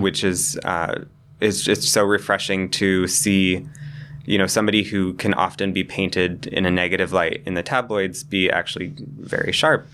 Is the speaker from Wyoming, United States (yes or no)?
yes; Cheyenne, Wyoming, United States; moved away as an adult; now in New York, United States; I grew up in Cheyenne